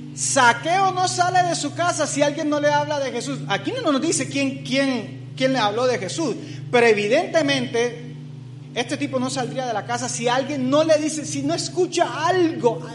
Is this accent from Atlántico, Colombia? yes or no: yes; Barranquilla, Atlántico, Colombia; moved away; Barranquilla, de donde vengo